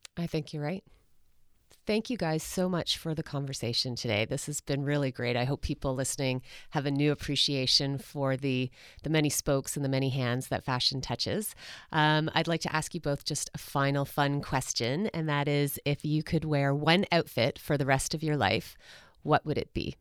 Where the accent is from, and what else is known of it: Canada